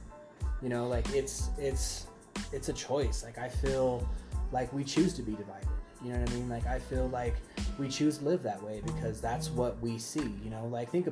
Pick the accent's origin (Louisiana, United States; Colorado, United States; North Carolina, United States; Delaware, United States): Colorado, United States; Arvada; I grew up in Arvada.